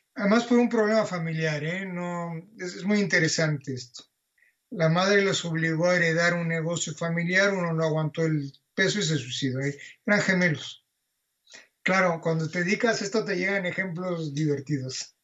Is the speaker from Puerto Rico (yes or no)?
no; Mexico; moved away as an adult; also born or lived in Barcelona; Cuando yo salí de México en el año 82